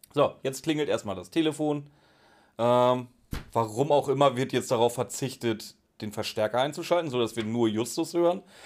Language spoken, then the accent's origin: German; Pinneberg, Schleswig-Holstein, Germany; ich komme aus dem Norden, da sind noch glückliche Kühe.